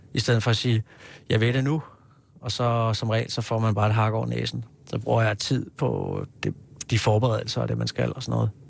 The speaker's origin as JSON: {"language": "Danish", "town": "Hillerød", "region": "Capital Region of Denmark", "country": "Denmark", "tie": "born or raised there", "also_born_or_lived": "Kirke Værløse", "moved": "as an adult", "lives_now": "Copenhagen, Denmark", "said": "har jeg vokset op i Hillerød"}